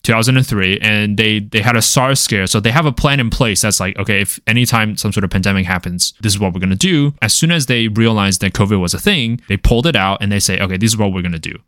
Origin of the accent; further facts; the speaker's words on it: Taiwan; moved away; I'm from Taiwan